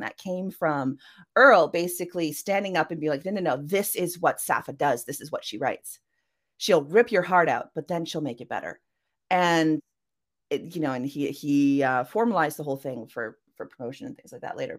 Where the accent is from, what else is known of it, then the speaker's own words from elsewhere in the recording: Canada; I am a Canadian cyberpunk and mythpunk author.